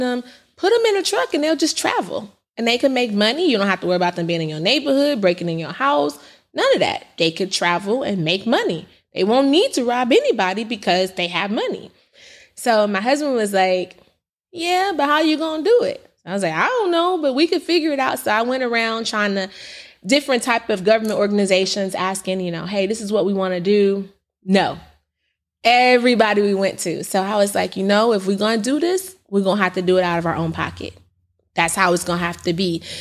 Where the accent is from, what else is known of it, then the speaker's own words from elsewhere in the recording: Indiana, United States; also born or lived in California; when I came back from California to Indiana, um, at eighteen